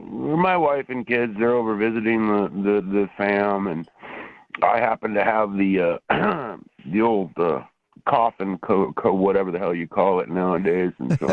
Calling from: Portland, Oregon, United States; I'm calling from Portland, Oregon.

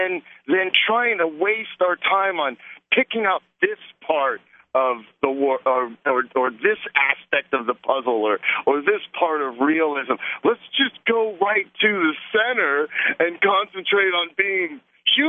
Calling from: Arizona, United States; Yeah, that's freezing. I'm in Arizona.

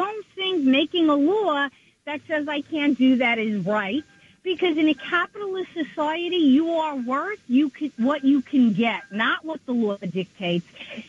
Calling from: Long Island, New York, United States

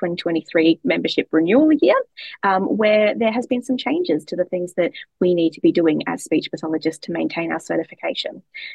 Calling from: Victoria, Australia; today I'm joining you from Wurundjeri country.

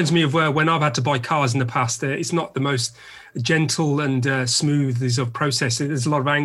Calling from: London, United Kingdom

